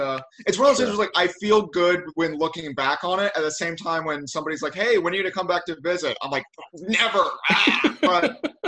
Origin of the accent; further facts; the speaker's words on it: St. Louis, Missouri, United States; I'm from like a suburb of St. Louis